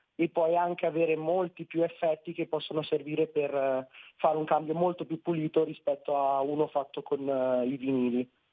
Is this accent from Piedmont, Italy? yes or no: no; Nerviano, Lombardy, Italy; Nerviano, provincia di Milano